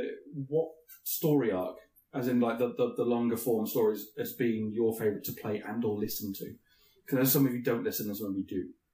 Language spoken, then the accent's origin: English; United Kingdom; we're British